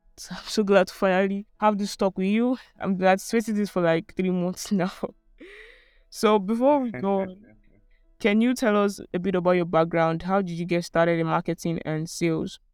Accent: Port Harcourt, Rivers State, Nigeria; I grew up in Port Harcourt

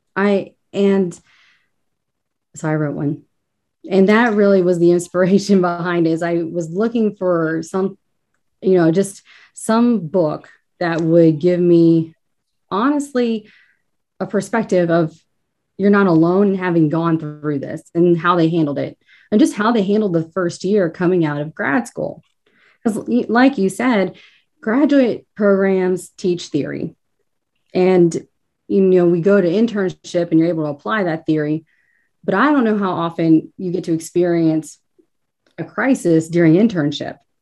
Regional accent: northern Kentucky, United States; moved away as an adult; now in Cincinnati, United States; I'm actually from northern Kentucky, born and raised, but the river is only the divide

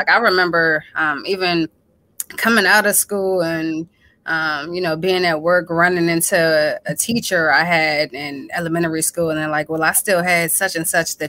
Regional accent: Hyattsville, Maryland, United States; I'm from PG County in Hyattsville, Maryland, on the East Coast

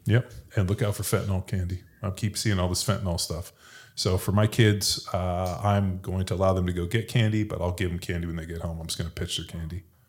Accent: California, United States; now in Texas, United States; I'm from California

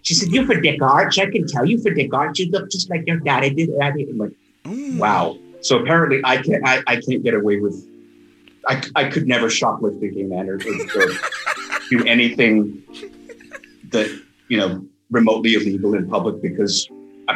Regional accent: George Town, Cayman Islands; born or raised there; also born or lived in Kingston, Jamaica

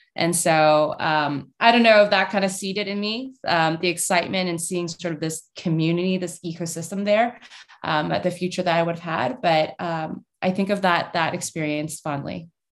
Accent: Canada; moved away as an adult; now in United States; I grew up in Canada. I went to Canucks games

